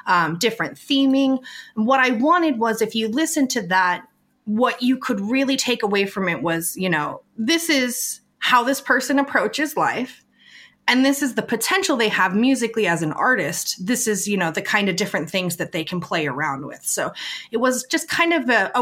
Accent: West Coast, United States; I grew up on the West Coast in the 90s

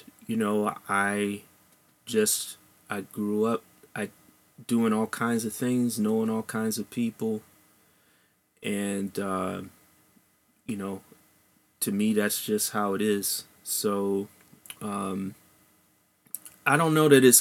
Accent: Silver Spring, Maryland, United States; I grew up in Silver Spring, Maryland, which is right next to Washington, D.C.

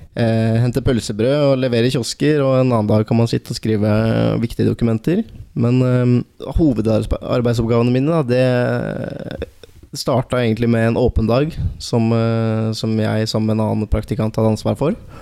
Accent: Valdres, Innlandet, Norway; jeg er ikke fra Telemark. Jeg er fra, fra Valdres

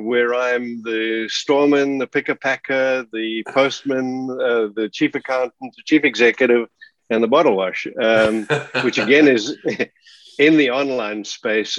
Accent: Johannesburg, Gauteng, South Africa; born or raised there; moved away as an adult; now in Australia

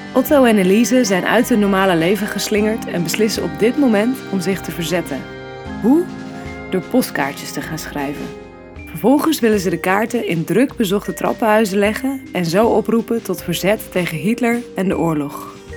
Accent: Netherlands; wie wij zijn als Nederlanders

